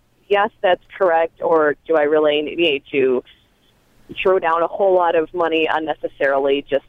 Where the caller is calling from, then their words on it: Rochester, New York, United States; I'm actually calling from Rochester, New York, so mm-hmm. the other side of Lake Ontario.